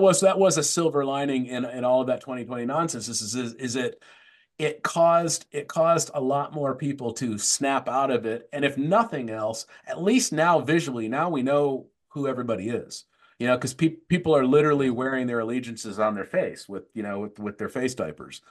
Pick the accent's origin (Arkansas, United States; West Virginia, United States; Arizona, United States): Arizona, United States; Tempe; I grew up in Tempe, Arizona.